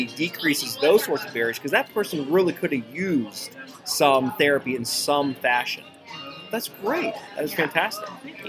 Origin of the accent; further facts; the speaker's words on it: Ohio, United States; moved away; my home state of Ohio